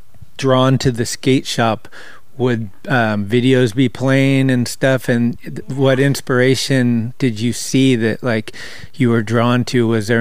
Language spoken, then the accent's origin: English; San Carlos, California, United States; That's my hometown.